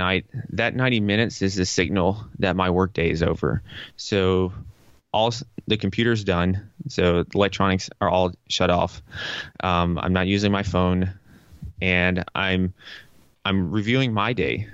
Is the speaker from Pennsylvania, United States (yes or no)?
no; Tennessee, United States; moved away as an adult; also born or lived in New York; I'm from Tennessee, and Tennessee is very conservative compared to New York